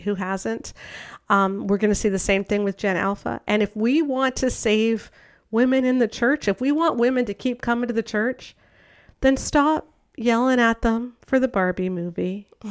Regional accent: Canada; I'm Canadian

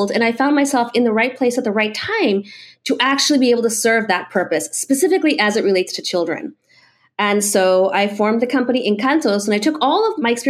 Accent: Melbourne, Florida, United States; also born or lived in Venezuela; I was born in Venezuela, came to Florida as a as a young kid, grew up between you know Melbourne really, um, and then uh, and Miami a little bit, and then went back to to Venezuela

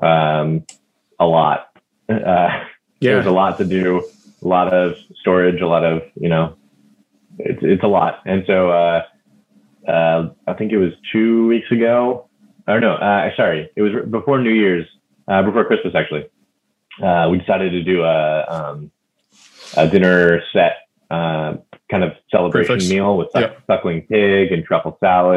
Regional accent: Fresno, California, United States; my hometown in Fresno

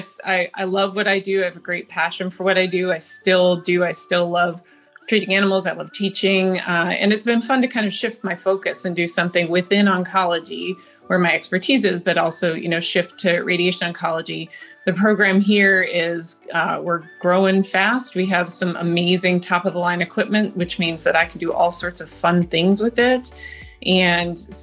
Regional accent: Colorado, United States; moved away as an adult; also born or lived in New York City / St. Louis / Illinois; I grew up in Colorado

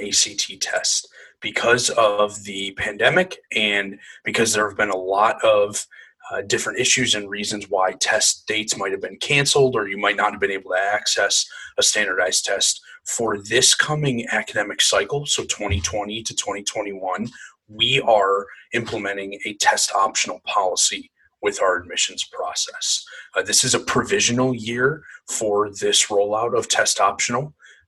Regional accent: Canton, Michigan, United States; moved away; I'm originally from Canton, Michigan

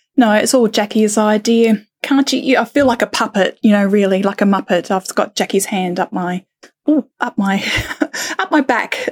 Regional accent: Australia; also born or lived in United Kingdom; now in Thailand; in my heart, you know, being, being Australian

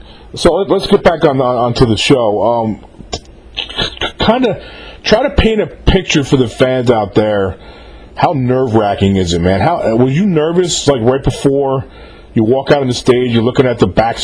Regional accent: Mahopac, New York, United States; I'm from Mayapack, New York, which is about 50 miles north of New York City. It's south of Poughkeepsie, New York.

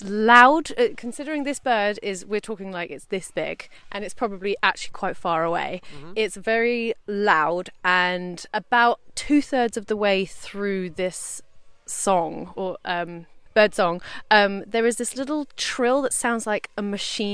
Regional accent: London, United Kingdom; we grew up in Southeast London, where pigeons were sort of mostly what we saw.

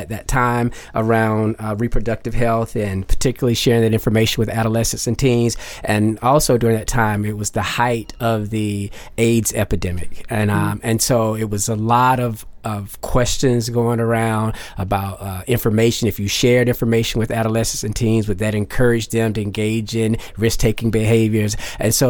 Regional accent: Garner, North Carolina, United States; I'm from a little town called Garner, North Carolina. I grew up there

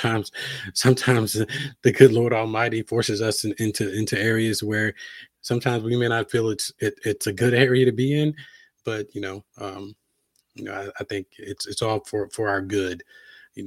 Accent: Halifax, Virginia, United States; moved away as an adult; also born or lived in Blacksburg, Virginia / Atlanta / Raleigh; I grew up in Southern Virginia. My hometown is Halifax, Virginia.

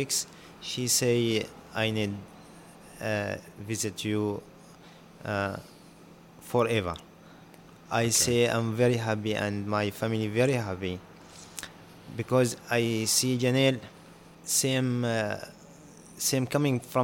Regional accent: Syria; English is a second language; moved away as an adult; also born or lived in Jordan; now in Newcastle, Australia; I'm coming from Syria, from the war

